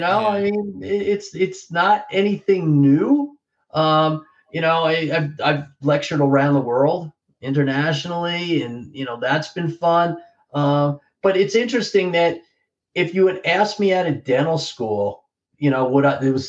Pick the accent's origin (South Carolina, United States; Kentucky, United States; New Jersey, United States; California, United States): New Jersey, United States; growing up in Central Jersey, I was a Belmar guy